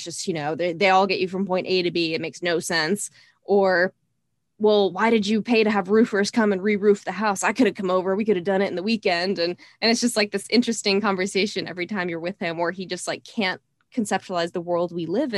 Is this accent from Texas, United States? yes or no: yes; Texas, United States; growing up in Texas, that was something, you know, it's kind of in my Southern roots